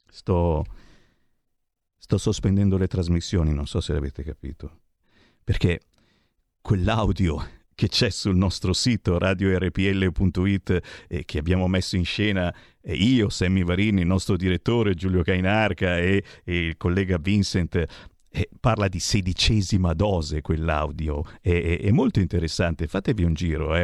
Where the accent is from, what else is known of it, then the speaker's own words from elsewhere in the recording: Monza, Lombardy, Italy; moved away; sono nato a Monza, ho vissuto 30 anni a Monza e quindi lì ho eh, le mie ragioni radici